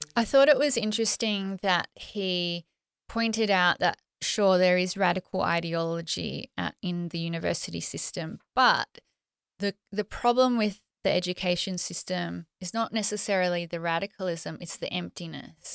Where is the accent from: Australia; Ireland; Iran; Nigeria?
Australia; I'm Australian